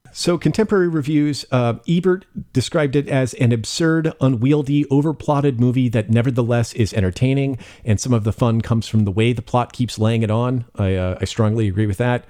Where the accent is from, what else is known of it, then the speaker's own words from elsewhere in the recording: Bay Area, California, United States; moved away; I grew up in the Bay Area